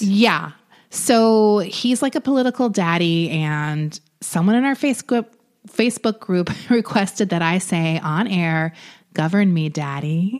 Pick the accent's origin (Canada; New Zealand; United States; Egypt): United States; New York; now in Los Angeles, United States; I'm from New York originally